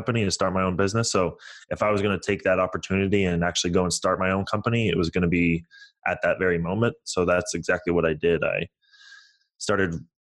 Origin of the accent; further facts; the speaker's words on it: San Francisco Bay Area, California, United States; also born or lived in Toronto, Canada; I was born in Toronto, Canada. I moved to the United States in 2000. I moved to San Francisco.